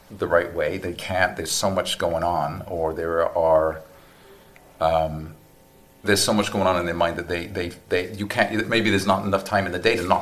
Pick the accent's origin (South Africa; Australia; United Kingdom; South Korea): United Kingdom; Newport, Wales; moved away as an adult; now in United States; South Wales, UK.